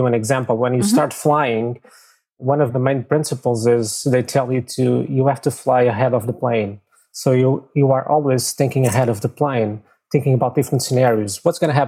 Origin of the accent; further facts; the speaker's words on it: Lisbon, Portugal; I'm from Lisbon, Portugal, born and raised here.